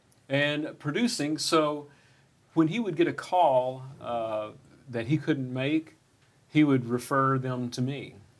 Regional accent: Texas, United States; now in Nashville, United States; I grew up in Texas

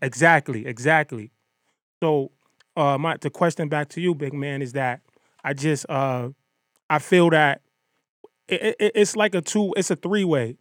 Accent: Bridgeport, Connecticut, United States; I'm from Bridgeport, Connecticut

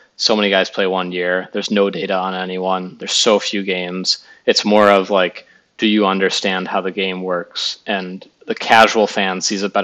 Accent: Chicago, Illinois, United States; I grew up in the Chicago area

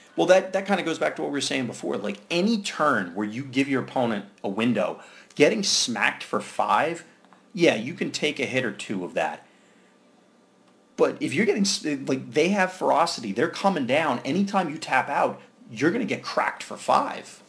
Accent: New Jersey, United States; I'm from Jersey.

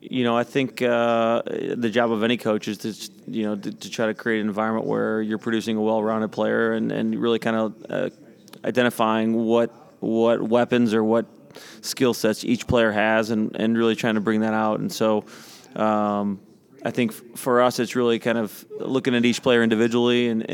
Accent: St. Louis, Missouri, United States; I've been born and raised in St. Louis my whole life.

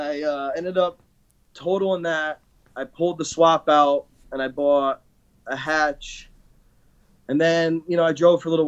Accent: Connecticut, United States; growing up in Connecticut

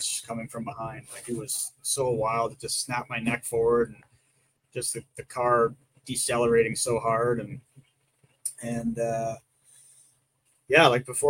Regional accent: Ontario, Canada; accent: Canadian; I'm from Ontario

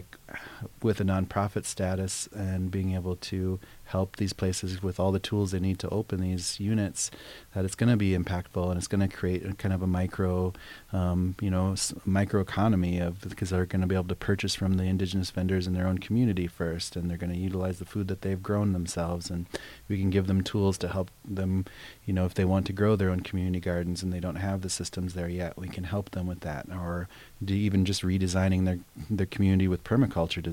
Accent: Pine Ridge, South Dakota, United States; moved away; growing up around the Pine Ridge, because we had the Badlands right there

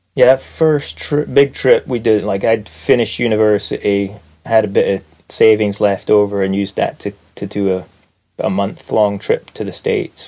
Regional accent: Aberdeen, Scotland, United Kingdom; moved away; I grew up in Aberdeen, Scotland, in the northeast of Scotland, which is a faraway place.

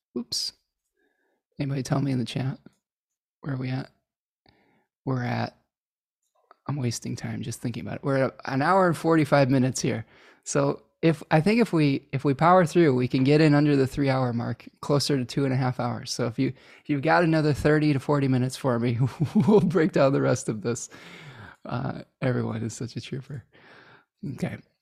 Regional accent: Chicago, Illinois, United States; I was born in Chicago

